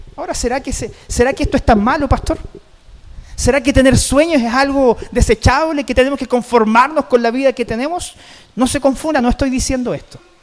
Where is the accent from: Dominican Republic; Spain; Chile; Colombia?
Chile; como chilenos en general, como sociedad, no terminamos el año